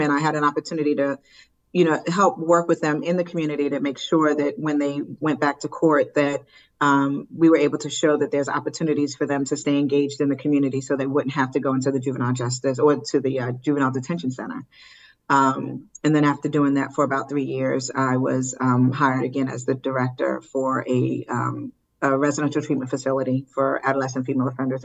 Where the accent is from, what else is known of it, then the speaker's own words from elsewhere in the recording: Willingboro, New Jersey, United States; I grew up in Wellingboro, New Jersey